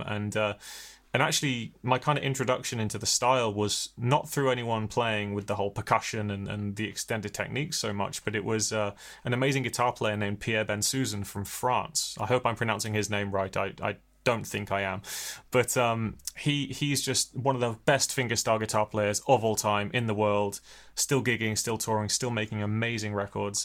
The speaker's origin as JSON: {"language": "English", "area": "Hampshire", "region": "South East England", "country": "United Kingdom", "tie": "born or raised there", "moved": "yes", "lives_now": "Bristol, United Kingdom", "said": "I was born in Bristol, but never really lived here. I grew up in Hampshire"}